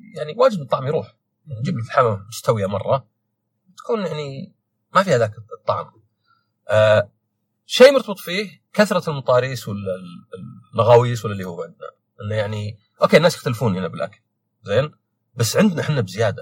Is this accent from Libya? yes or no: no; Saudi Arabia; أنا سعودي